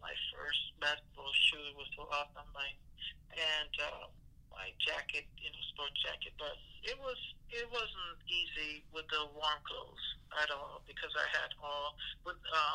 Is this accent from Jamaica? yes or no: yes; Jamaica; moved away; also born or lived in Seattle; growing up in Jamaica, you don't really have warm clothes.